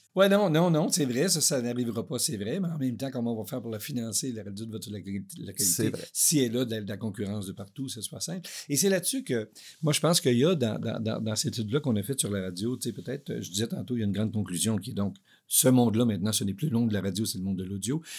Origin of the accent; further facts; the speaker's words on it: Maniwaki, Quebec, Canada; moved away; Je, je viens de, de l'Outaouais, puis euh, j'étais à Maniwaki.